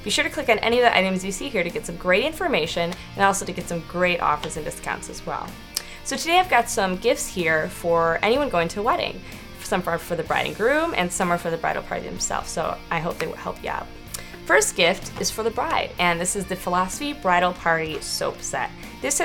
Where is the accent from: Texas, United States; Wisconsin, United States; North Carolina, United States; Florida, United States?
Wisconsin, United States; I'm from Wisconsin